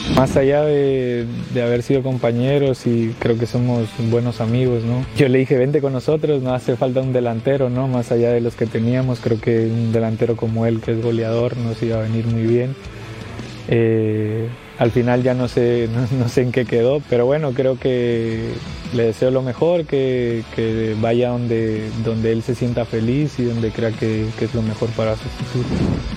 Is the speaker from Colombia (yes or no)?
no; Mexico; soy mexicano